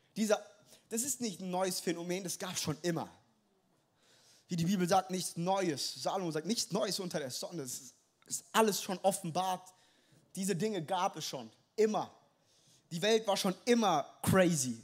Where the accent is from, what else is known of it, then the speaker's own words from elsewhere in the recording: Frankfurt, Hesse, Germany; ich bin in Frankfurt groß geworden, ich bin direkt aus der Hood